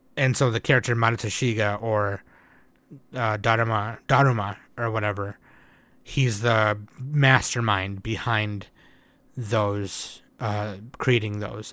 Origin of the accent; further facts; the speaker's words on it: United States; me being an American